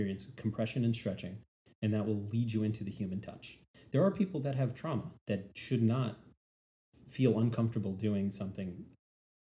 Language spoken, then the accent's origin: English; New York, United States; moved away as an adult; now in Savannah, United States; I'm from New York. I was told ever since I was yay big, I live in the greatest city in the world.